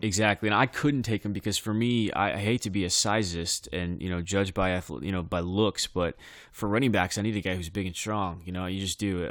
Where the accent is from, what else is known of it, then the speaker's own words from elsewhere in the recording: Bakersfield, California, United States; I come from Bakersfield.